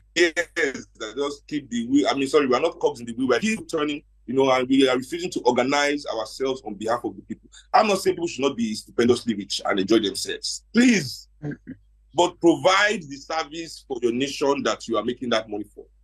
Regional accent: Nigeria; we as Nigerian professionals

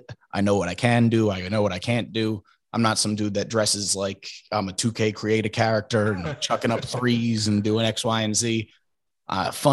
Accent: Trevose, Pennsylvania, United States; moved away as an adult; also born or lived in Philadelphia, Pennsylvania; now in Brooklyn, United States; I am from a small town just outside of Northeast Philly known as Trevose.

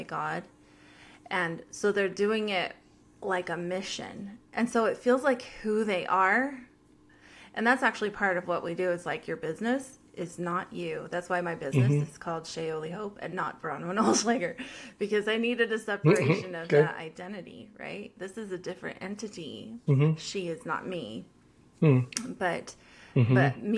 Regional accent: United States; I'm an American

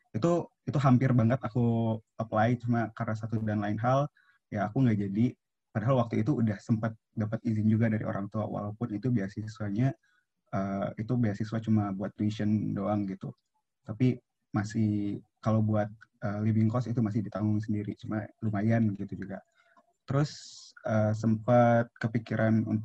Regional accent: Palembang, South Sumatra, Indonesia; aku kan dari Palembang nih, jadi aku nggak boleh kuliah uh, kuliah di luar dari Palembang gitu

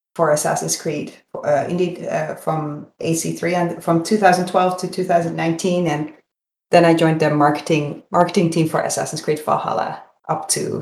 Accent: Netherlands; moved away; I'm from Holland, so I was born and raised in Holland and went to university in Amsterdam

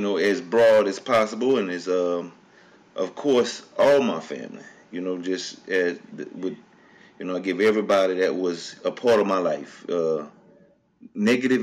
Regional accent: Le Beau, Louisiana, United States; moved away; also born or lived in Lafayette, Louisiana / Lake Charles, Louisiana / Houston; I was raised in Le Beau, Louisiana, with my grandmother

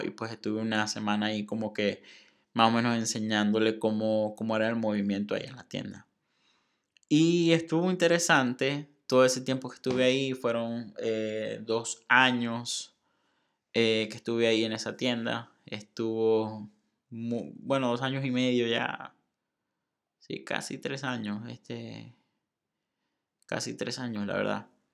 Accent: Maracaibo, Zulia, Venezuela; moved away as an adult; also born or lived in Monterrey, Mexico; now in Saltillo, Mexico; soy de Venezuela, soy de Maracaibo, estoy en México, ahora estoy en un lugar que se llama Saltillo

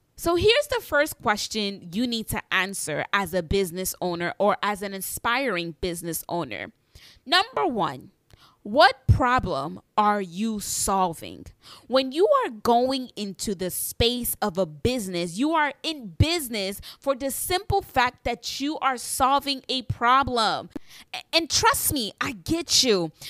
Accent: New York City, New York, United States; I am an entrepreneur from New York City

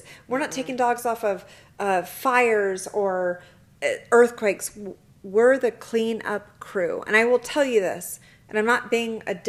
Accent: Kingman, Arizona, United States; I am from Kingman

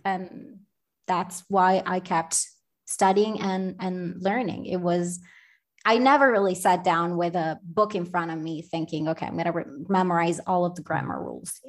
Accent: Milan, Lombardy, Italy; accent: American; English is a second language; moved away as an adult; also born or lived in Spain; I'm actually from Milan. I was born and raised there.

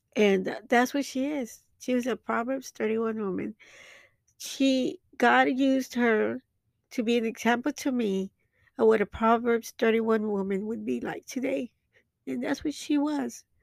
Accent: Dallas, Texas, United States; my hometown in, um, in Dallas, Texas

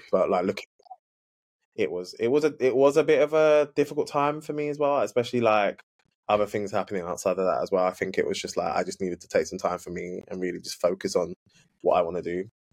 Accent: London, United Kingdom; I am yeah from the UK, London, born born and raised East London

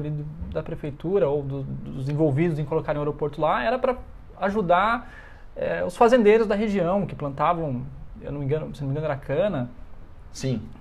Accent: São Paulo, Brazil; now in Brasília, Brazil; Acho que dificilmente voltarei para São Paulo, até porque eu não sou de São Paulo capital.

